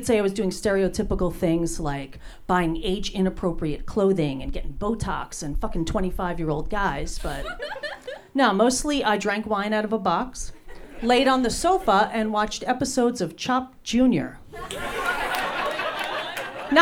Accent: New Jersey, United States; now in Los Angeles, United States; I was born and raised in New Jersey.

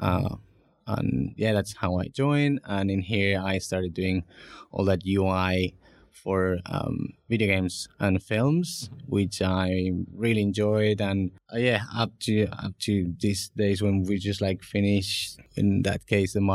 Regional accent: Barcelona, Catalonia, Spain; moved away as an adult; now in United Kingdom; So I'm originally from Barcelona, I studied multimedia design.

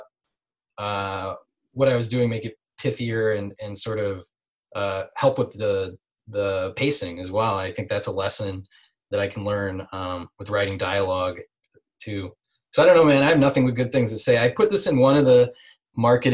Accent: Midwest, United States; I'm from the Midwest

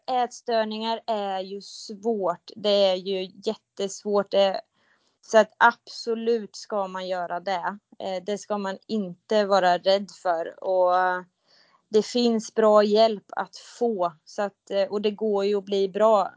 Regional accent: countryside between Mjölby and Mantorp, Östergötland, Sweden; also born or lived in Motala; Jag är uppvuxen på landet mellan eh, Mjölby och Mantorp

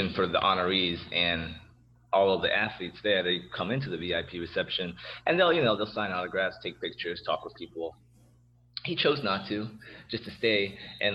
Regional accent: Columbus, Ohio, United States; I'm from Columbus

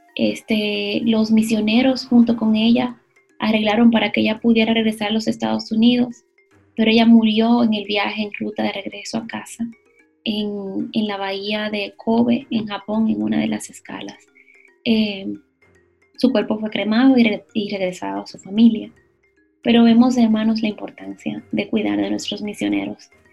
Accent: Dominican Republic; como dominicanos

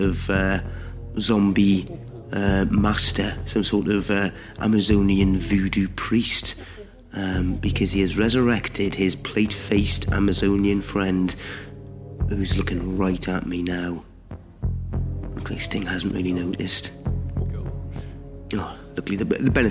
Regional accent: Newcastle upon Tyne, North East England, United Kingdom; moved away; speaking to you from my hometown of Newcastle upon Tyne, the northeast of England

